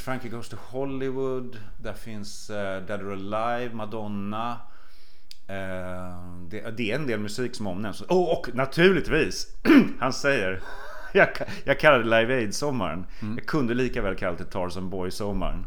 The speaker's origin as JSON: {"language": "Swedish", "country": "Sweden", "tie": "born or raised there", "said": "Det var där jag växte upp."}